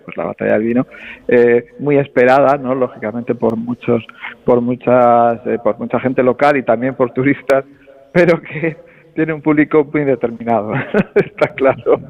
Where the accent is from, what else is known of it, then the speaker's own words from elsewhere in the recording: La Rioja, Spain; lo que somos los riojanos